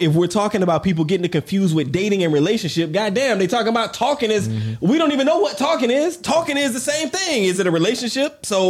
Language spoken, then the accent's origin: English; Georgia, United States; I'm from Georgia.